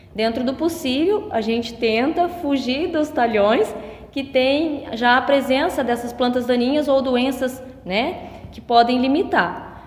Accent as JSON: {"language": "Portuguese", "town": "Medianeira", "region": "Paraná", "country": "Brazil", "tie": "born or raised there", "also_born_or_lived": "Toledo, Brazil", "moved": "as an adult", "lives_now": "Arapoti, Brazil", "said": "sou natural da região de Medianeira"}